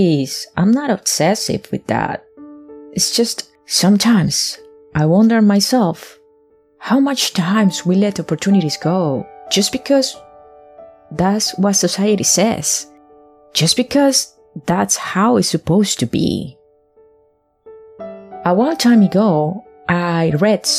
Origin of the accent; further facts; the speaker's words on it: Colombia; moved away; I'm coming from Latin America, more exactly, I'm Colombian